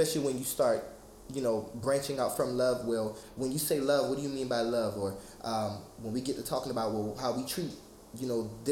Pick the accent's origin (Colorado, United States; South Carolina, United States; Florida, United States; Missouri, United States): South Carolina, United States; Charleston; I'm from Charleston, South Carolina.